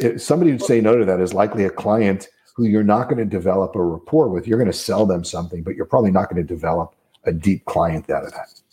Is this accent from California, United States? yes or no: no; New Jersey, United States; I'm from New Jersey